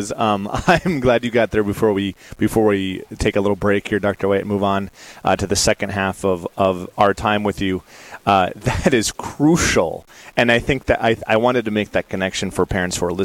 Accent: Adrian, Minnesota, United States; I'm a junior at Mount Marty College, and I'm originally from Adrian, Minnesota.

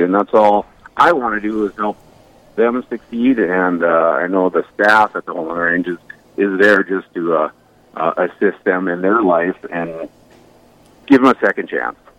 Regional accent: Bismarck, North Dakota, United States; now in Watford City, United States; I live in Watford City, North Dakota. I'm a part of Epiphany Catholic Church, uh, also a part of the Knights of Columbus Council 6446 up here as Deputy Grand Knight. I'm originally from Bismarck, North Dakota

